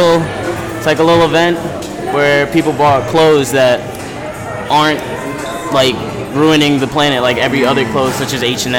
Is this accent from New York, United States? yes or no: yes; Hempstead, New York, United States; I'm from Long Island, New York.